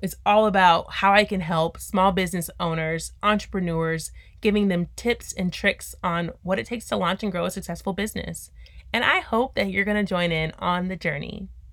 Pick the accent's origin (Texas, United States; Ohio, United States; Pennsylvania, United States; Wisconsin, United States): Texas, United States; Texas City; also born or lived in Austin, Texas; I'm from Texas City, Texas, and went to a super small high school